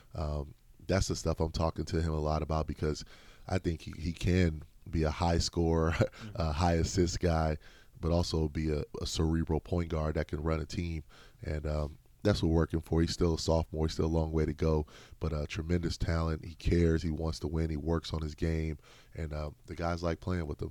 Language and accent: English; Midwest, United States; moved away; I grew up in the Midwest